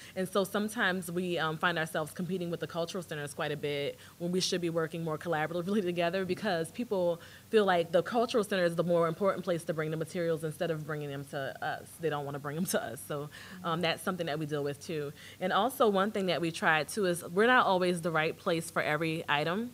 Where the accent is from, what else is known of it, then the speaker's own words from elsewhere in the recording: New Orleans, Louisiana, United States; accent: Louisiana; now in Austin, United States; I'm from New Orleans, and so I have a Catholic upbringing.